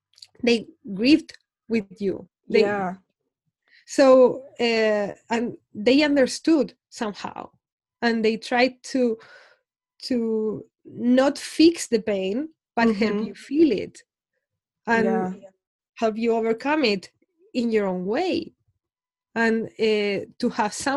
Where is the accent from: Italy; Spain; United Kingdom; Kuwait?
Spain; I'm from Spain